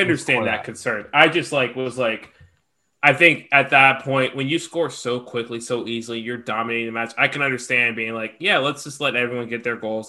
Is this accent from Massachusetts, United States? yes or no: no; Georgia, United States; accent: southern; I'm from Georgia, so like y'all don't hear it as much, but sometimes, like Greg hears it sometimes. Like my southern accent comes out